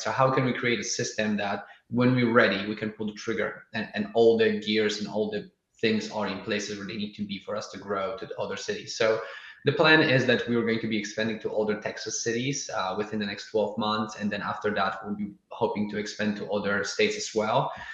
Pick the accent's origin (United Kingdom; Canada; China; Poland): Poland; now in Austin, United States; I'm originally from Poland